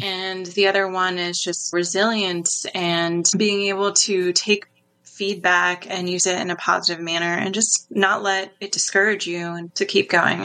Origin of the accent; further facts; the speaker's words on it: New York, United States; moved away; I'm from New York originally, so I've definitely been through some cold winters